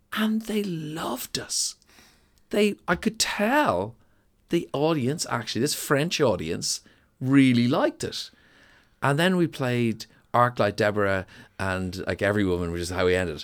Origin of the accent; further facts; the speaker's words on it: Dublin, Leinster, Ireland; also born or lived in New York / London; I grew up in Donnybrook